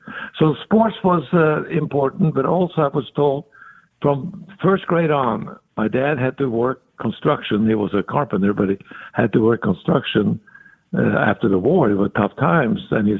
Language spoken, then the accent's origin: English; Norway; English is a second language; Well, I was born in 42, so you can figure out how old I'm going to get before the end of the year.